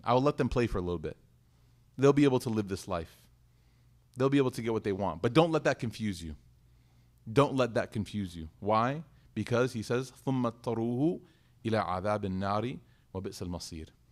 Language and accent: English; United States; I said, "America."